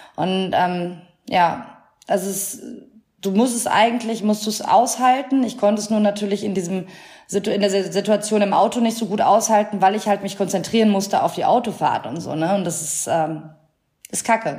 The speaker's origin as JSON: {"language": "German", "area": "near Münster", "region": "North Rhine-Westphalia", "country": "Germany", "tie": "born or raised there", "lives_now": "Cologne, Germany", "said": "Ich bin auch aus einer äh, kleinen Stadt in der Nähe von Münster und da ist halt auch noch, das ist super provinziell, da ist auch die Hälfte miteinander verwandt und so"}